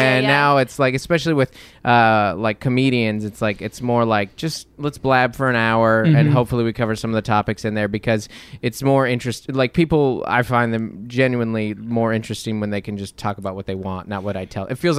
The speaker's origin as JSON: {"language": "English", "town": "Seattle", "region": "Washington", "country": "United States", "tie": "born or raised there", "said": "I grew up in Seattle, Washington."}